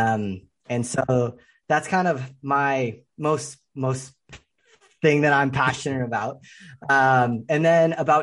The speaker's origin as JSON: {"language": "English", "area": "suburbs of the Bay Area", "region": "Northern California", "country": "United States", "tie": "born or raised there", "said": "I grew up in Northern California, kind of the suburbs of the Bay Area"}